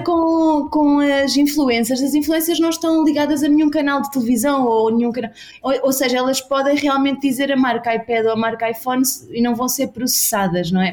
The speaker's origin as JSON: {"language": "Portuguese", "area": "Bairrada", "region": "Centro", "country": "Portugal", "moved": "as an adult", "lives_now": "São Paulo, Brazil", "said": "sou da Bairrada, terra do leitão"}